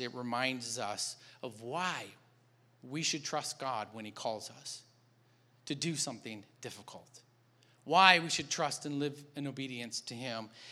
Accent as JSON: {"language": "English", "region": "Michigan", "country": "United States", "moved": "yes", "said": "I'm from Michigan"}